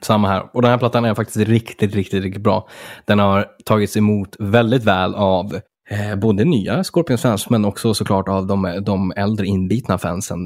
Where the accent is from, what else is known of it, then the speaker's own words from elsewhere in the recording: Örnsköldsvik, Västernorrland County, Sweden; från min hemstad där Örnsköldsvik